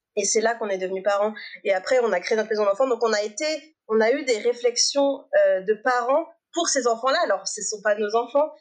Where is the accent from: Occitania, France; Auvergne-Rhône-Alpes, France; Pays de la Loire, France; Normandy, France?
Auvergne-Rhône-Alpes, France; Annecy; J'ai grandi à Annecy, en Haute-Savoie